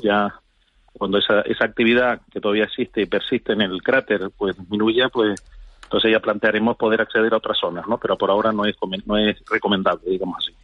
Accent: Canary Islands, Spain; como canario, como ciudadano que vive en Canarias

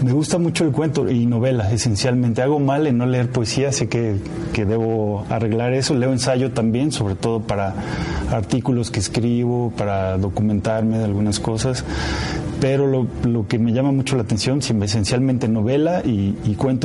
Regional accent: Zacatecas, Mexico; mi pueblo, de Zacatecas

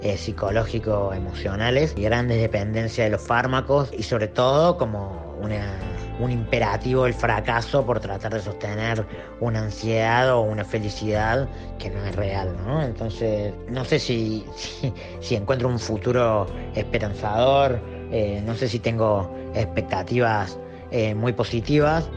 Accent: Córdoba, Argentina; soy artista y de Córdoba

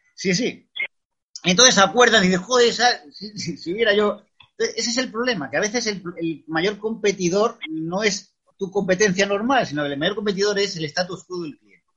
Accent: Extremadura, Spain; moved away as an adult; also born or lived in Madrid; he vuelto lo que es la tierra, mi tierra, que es Extremadura

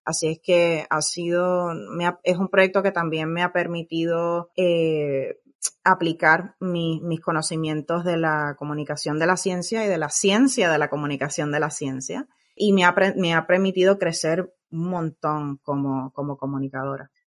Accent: Puerto Rico; now in California, United States; soy nacida y criada en Puerto Rico

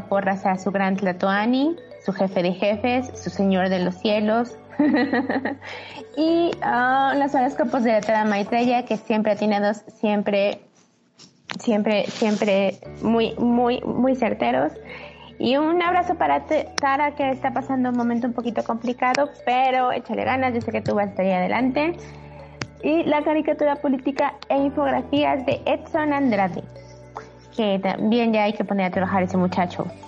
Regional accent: Puebla, Mexico; somos poblanos, poblanos, muy poblanos

